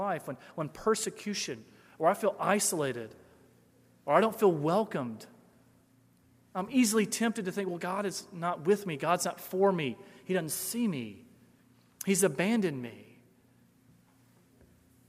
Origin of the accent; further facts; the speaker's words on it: Memphis, Tennessee, United States; moved away as an adult; Growing up in Memphis